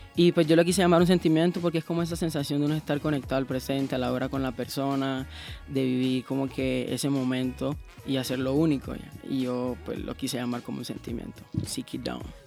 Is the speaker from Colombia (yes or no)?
yes; Cartagena, Bolívar, Colombia; yo soy de Cartagena, así que pues yo vengo de la costa